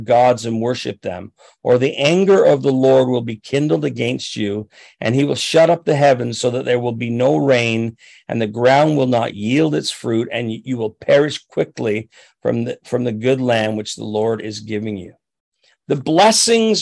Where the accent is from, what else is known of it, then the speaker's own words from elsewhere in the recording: Chatham, Ontario, Canada; I grew up down near Chatham, Ontario, and I worked on a farm in Raleigh Township